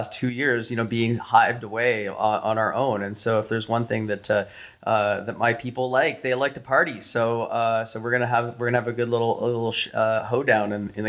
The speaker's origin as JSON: {"language": "English", "country": "Canada", "said": "We're Canadian."}